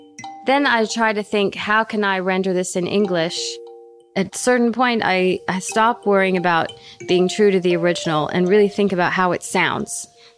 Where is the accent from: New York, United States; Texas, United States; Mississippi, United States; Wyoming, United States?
Texas, United States; San Antonio; I mean, as a Jew growing up in San Antonio, Texas, my parents had this book because they wanted me to learn Hebrew as a kid.